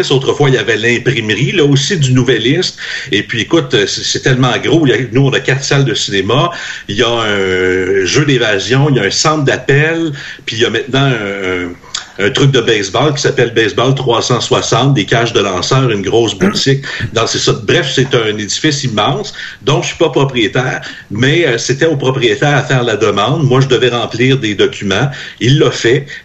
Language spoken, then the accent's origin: French; Trois-Rivières, Quebec, Canada; Ben, moi, je suis de Trois-Rivières, je sais